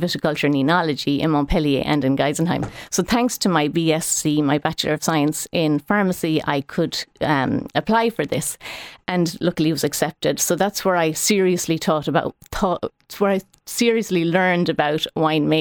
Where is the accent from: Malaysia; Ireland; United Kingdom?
Ireland; Ballyhaunis, Connacht; I'm from Ballyhonus, County Mayo, where I work with my dear brother